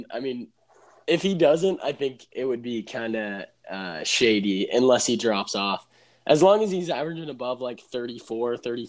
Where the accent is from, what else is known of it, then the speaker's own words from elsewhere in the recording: Dallas, Texas, United States; since we're all from the Dallas area